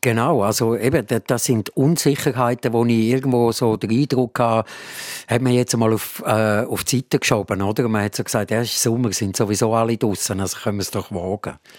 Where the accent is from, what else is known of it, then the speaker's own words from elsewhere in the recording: Switzerland; wir sind alle äh, Schweizer Bürger und, und können hier leben